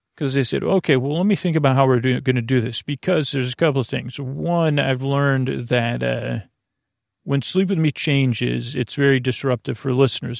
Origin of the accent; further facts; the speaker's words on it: Syracuse, New York, United States; I grew up in Syracuse